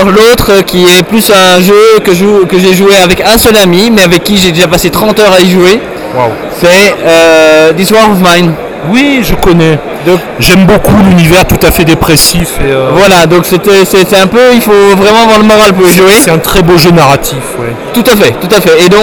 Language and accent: French; Nivelles, Walloon Brabant, Belgium; j'ai pas de pseudo et je viens de Nivelles.